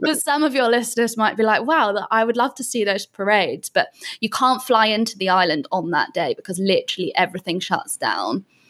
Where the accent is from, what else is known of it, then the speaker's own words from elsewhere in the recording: Bath, South West England, United Kingdom; moved away as an adult; also born or lived in London; now in Canggu, Indonesia; I'm originally from a place called Bath in England.